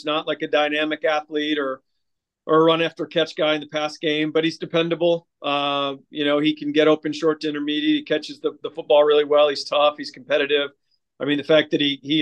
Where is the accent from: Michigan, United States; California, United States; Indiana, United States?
Michigan, United States; moved away; my home state of Michigan